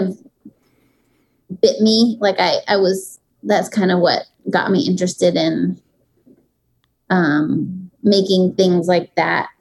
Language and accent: English; New York City, New York, United States; I grew up in Manhattan